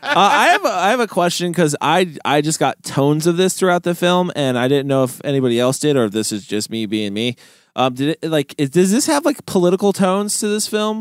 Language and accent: English; United States; as an American film watcher